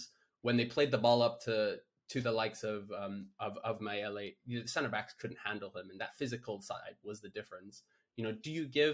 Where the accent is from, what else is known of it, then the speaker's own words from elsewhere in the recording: Kenya; as a Kenyan